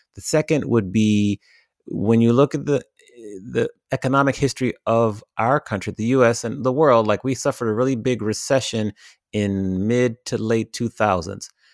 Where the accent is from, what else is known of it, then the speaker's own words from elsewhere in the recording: Washington, District of Columbia, United States; now in Los Angeles, United States; I grew up in the Washington, D C area. I've been living in Los Angeles now for fourteen and a half years